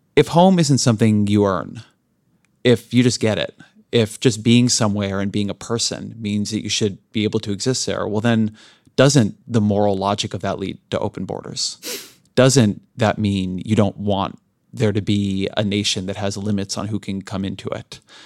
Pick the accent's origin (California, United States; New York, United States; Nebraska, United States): California, United States; Southern; I grew up in Southern California in an immigrant-heavy community